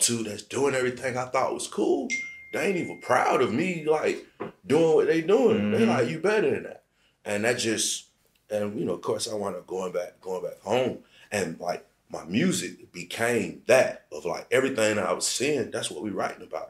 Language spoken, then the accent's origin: English; Aiken, South Carolina, United States; moved away; I'm from Aiken, South Carolina